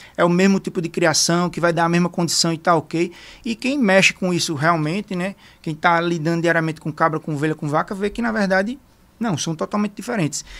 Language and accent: Portuguese; Arapiraca, Alagoas, Brazil; also born or lived in Ireland; eu sou de Arapiraca, Alagoas